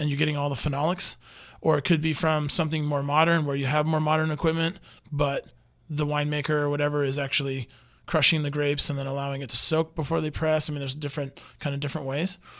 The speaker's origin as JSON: {"language": "English", "country": "United States", "said": "I'm American and I don't even speak French."}